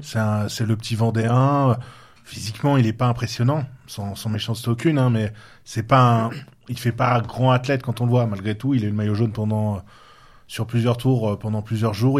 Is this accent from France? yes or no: yes; Touraine, Centre-Val de Loire, France; moved away; il est de Touraine, de ma région d'origine